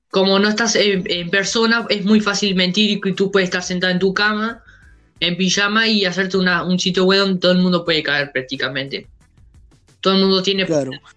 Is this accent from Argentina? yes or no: no; Uruguay; somos de acá de Uruguay